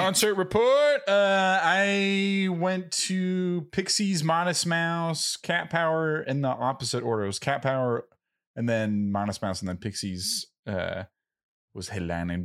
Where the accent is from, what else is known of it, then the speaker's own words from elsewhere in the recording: Southern California, United States; first language English; a couple SoCal surfer dudes